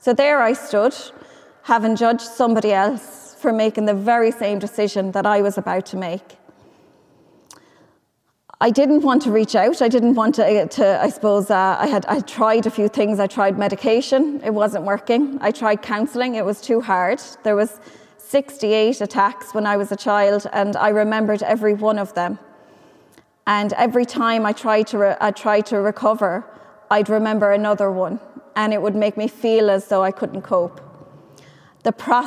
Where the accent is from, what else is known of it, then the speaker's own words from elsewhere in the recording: Ireland; I could feel safe in my hometown